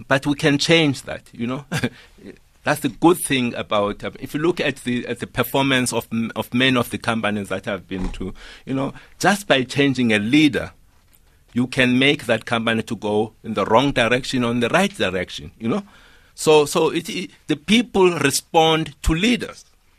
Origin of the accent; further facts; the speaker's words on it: Eastern Cape, South Africa; You know, I come from a rural area. I come from Mteto in Tabase. When I grew up, there was no internet in the schools that I had, absolutely.